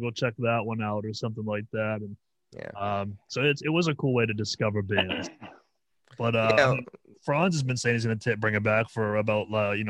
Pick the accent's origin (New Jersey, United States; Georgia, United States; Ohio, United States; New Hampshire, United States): New Hampshire, United States; I'm from New Hampshire.